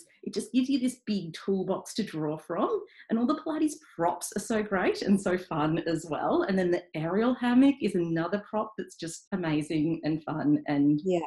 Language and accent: English; Melbourne, Victoria, Australia; I grew up in inner city Melbourne, in Albert Park.